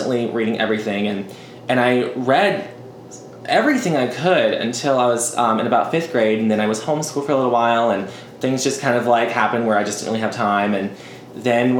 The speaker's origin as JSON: {"language": "English", "town": "Thomasville", "region": "Georgia", "country": "United States", "tie": "born or raised there", "said": "I was born and raised here"}